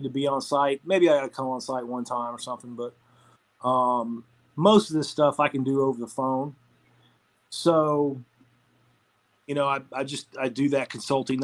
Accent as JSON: {"language": "English", "town": "Atlanta", "region": "Georgia", "country": "United States", "said": "I'm from Atlanta, so I love the Braves"}